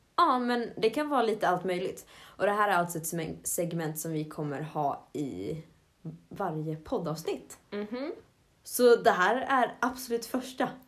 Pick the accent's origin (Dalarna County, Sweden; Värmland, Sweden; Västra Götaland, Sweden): Dalarna County, Sweden; Avesta; moved away as an adult; now in Jönköping, Sweden; hemma i Avesta, där spred jag ut mig ganska mycket i mitt hus.